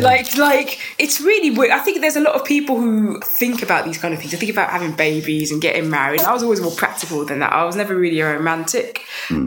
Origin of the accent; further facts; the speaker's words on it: London, United Kingdom; I'm from North London